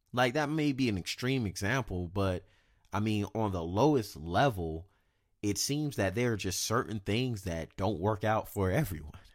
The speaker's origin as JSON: {"language": "English", "region": "South Carolina", "country": "United States", "moved": "as an adult", "lives_now": "Sacramento, United States", "said": "I'm from the South, And I'm from South Carolina."}